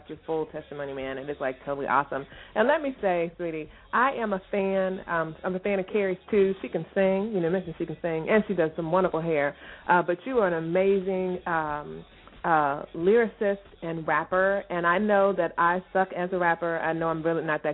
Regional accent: Herndon, Virginia, United States; I'm not from West Virginia. I am from Herndon, Virginia, and I don't even want to rep Herndon

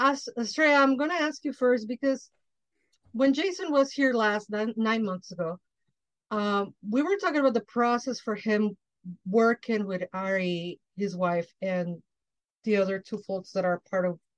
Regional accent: Mexico; now in Chicago, United States; coming from the tropics, I'm Mexican from Mexico

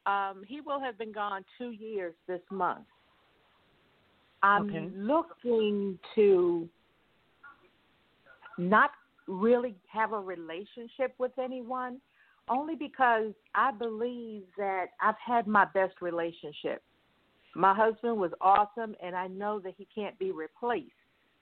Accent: New Jersey, United States; New Jersey.

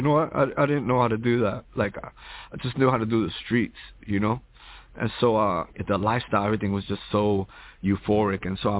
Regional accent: New York, United States; That's what you think when I'm growing up in New York.

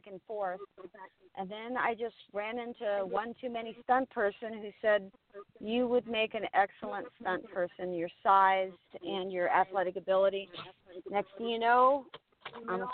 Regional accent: Redondo Beach, California, United States; I hail from Redondo Beach originally

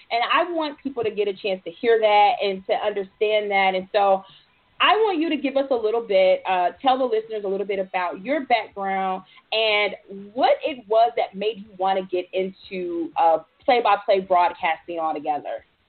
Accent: Detroit, Michigan, United States; I'm from Detroit, so I'm familiar um, with all former Detroiters

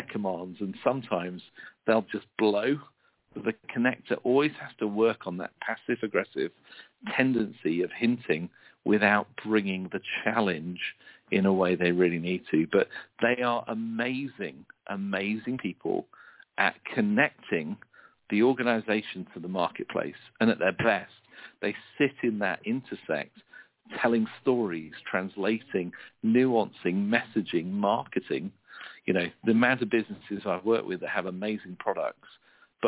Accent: United Kingdom; being a Brit

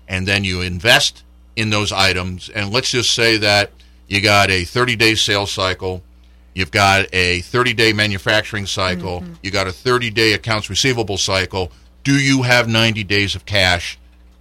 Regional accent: New York, United States; I grew up in New York

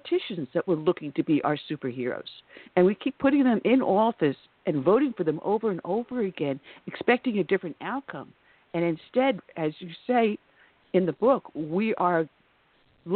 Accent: New York, United States; I am from New York and I'm familiar with the area

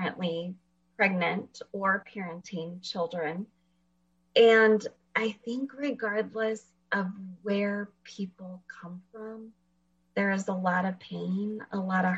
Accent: Fresno, California, United States; moved away as an adult; also born or lived in Washington; I actually live in Fresno, and I grew up here in Fresno

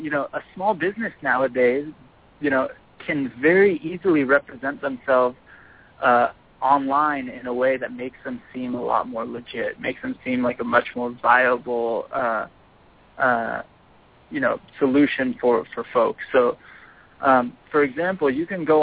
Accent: Southern California, United States; I'm born and raised in Southern California

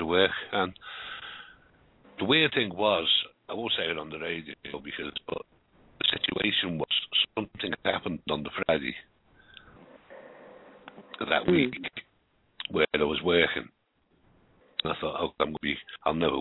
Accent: Liverpool, North West England, United Kingdom; accent: Scouse; I was born in Liverpool a long time ago

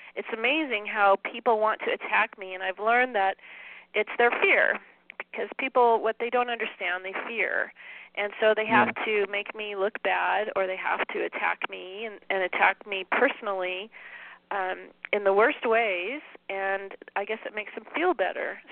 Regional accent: San Dimas, California, United States; now in Spokane, United States; I grew up in um, in the Southern California area of a little town called San Dimas

